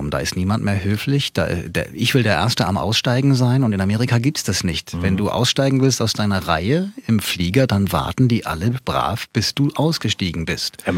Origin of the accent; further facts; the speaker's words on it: Hanau, Hesse, Germany; die erste Reise, die hatte ich in, in meiner Heimatstadt, also in Hanau, begonnen.